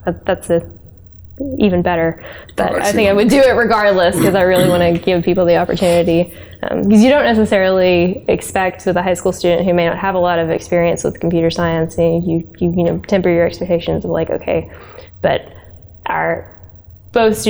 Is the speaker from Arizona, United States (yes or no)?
no; Roane County, Tennessee, United States; I'm a local. I grew up like in Roane County